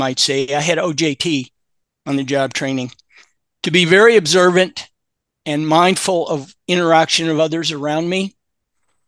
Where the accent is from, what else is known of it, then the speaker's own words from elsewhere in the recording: Louisville, Kentucky, United States; I grew up in Louisville, Kentucky